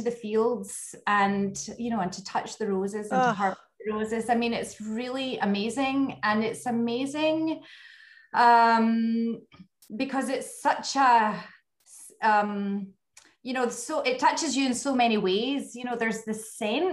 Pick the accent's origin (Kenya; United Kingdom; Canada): United Kingdom; west coast of Scotland; accent: Scottish; moved away as an adult; also born or lived in French Riviera, France; now in Grasse, France; I grew up my whole life in Scotland. You know, all my family are there. And I grew up on the west coast of Scotland